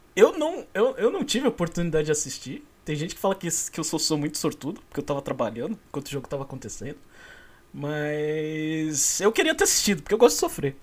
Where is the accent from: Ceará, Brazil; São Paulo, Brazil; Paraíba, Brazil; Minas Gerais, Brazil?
São Paulo, Brazil; also born or lived in Rio de Janeiro (state interior); eu sou de São Paulo